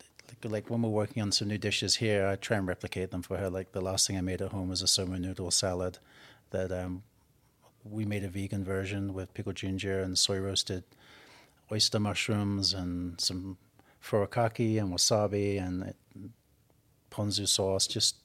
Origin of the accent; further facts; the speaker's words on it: England, United Kingdom; Growing up in England, our holidays were going camping over to southern France and Normandy